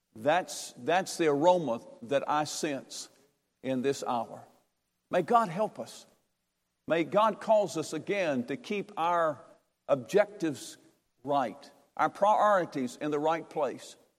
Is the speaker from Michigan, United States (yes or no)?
no; Durham, North Carolina, United States; I'm from Durham, North Carolina.